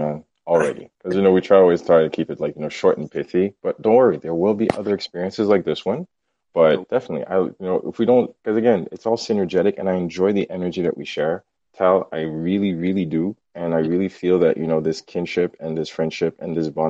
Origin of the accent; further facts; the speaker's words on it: Haiti; moved away; I grew up in Haiti